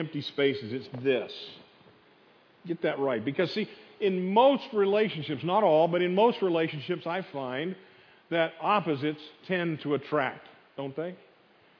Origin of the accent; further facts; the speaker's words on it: the North, United States; moved away; I grew up in the North